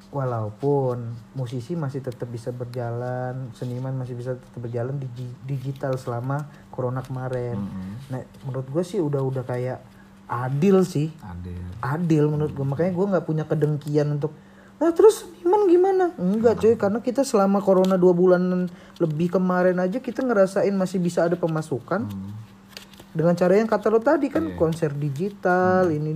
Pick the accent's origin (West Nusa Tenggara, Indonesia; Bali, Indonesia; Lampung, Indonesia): Lampung, Indonesia; gue orang Lampung tapi gue pengen ditonton orang Jakarta